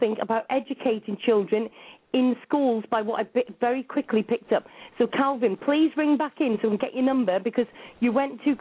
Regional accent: United Kingdom; We're both from the UK

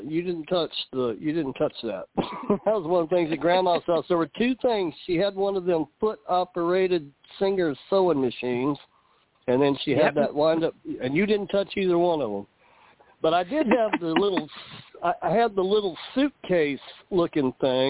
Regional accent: Irving, Texas, United States; I grew up in Irving, Texas, about a mile from the old Dallas Cowboys Stadium

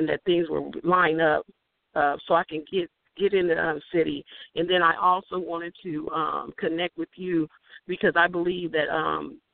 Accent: Omaha, Nebraska, United States; also born or lived in Dallas, Texas; I'm from Omaha, but I didn't live here my whole life. I lived in Dallas, Texas for a while

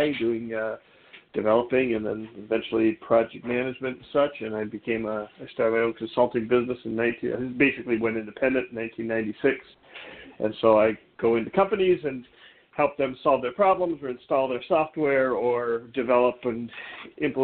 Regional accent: Minneapolis, Minnesota, United States; also born or lived in Bloomington, Minnesota / Northfield, Minnesota / Philadelphia; I grew up near Minnehaha Falls till I was about 12 years old, and then they closed my elementary school and we moved to Bloomington

